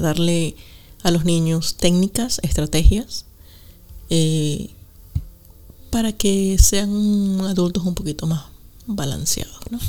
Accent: Venezuela; moved away as an adult; also born or lived in Costa Rica; now in United Kingdom; nací en Venezuela

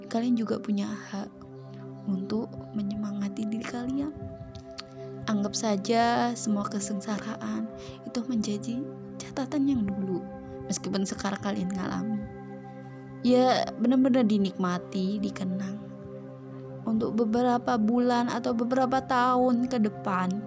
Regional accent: Java, Indonesia; first language Javanese; ada sih orang asli Jawa bisa ngomong Indonesia tapi juga gini orang tuaku ngomongnya Jawa semua keluarga aku Jawa semua kadang kalau ngomong sama teman pun Jawa

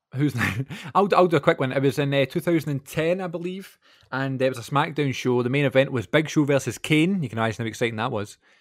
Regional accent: Glasgow, Scotland, United Kingdom; my hometown

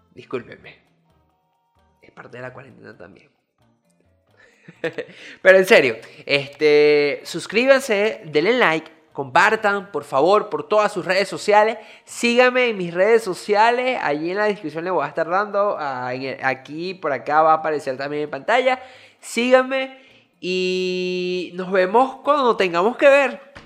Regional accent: Venezuela; now in Dominican Republic; soy venezolano que vive en República Dominicana

